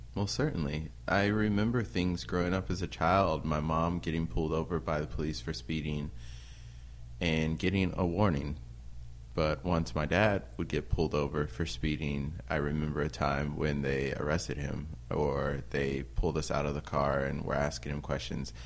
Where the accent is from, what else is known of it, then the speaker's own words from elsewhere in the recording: Peoria, Illinois, United States; moved away as an adult; also born or lived in Normal, Illinois; now in Burlington, United States; my hometown Peoria